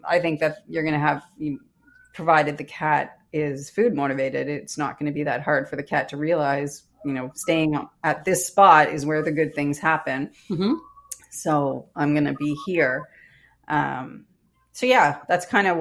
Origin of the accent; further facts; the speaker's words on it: Canada; I'm Canadian